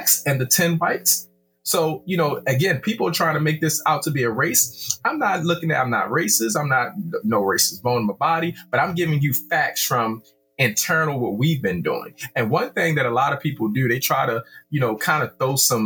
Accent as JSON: {"language": "English", "town": "Baltimore", "region": "Maryland", "country": "United States", "said": "I am from Baltimore City."}